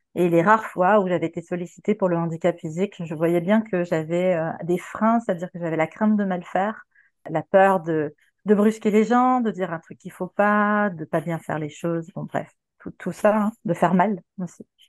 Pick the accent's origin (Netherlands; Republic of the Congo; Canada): Canada; Quebec; moved away as an adult; now in France; au Québec, là où j'ai grandi, parce que voilà, je suis canadienne et j'ai immigré en 2016